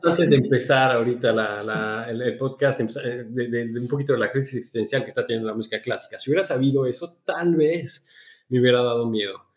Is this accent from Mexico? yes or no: yes; Mexico; now in Switzerland; en un conservatorio en Suiza como mexicano, porque tenía el pasaporte mexicano en ese momento